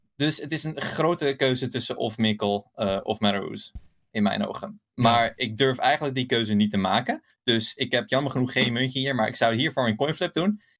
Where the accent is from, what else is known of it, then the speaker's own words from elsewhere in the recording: Belgium; accent: Belgian; Ik, ik, ik, kom uit Belgisch bloed. ik heb Belgisch accent